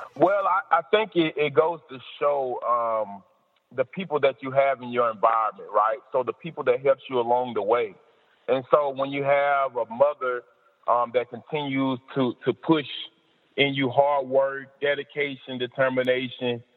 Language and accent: English; Decatur, Alabama, United States; moved away; also born or lived in Mississippi; I've had to defeat several obstacles growing up in Decatur, Alabama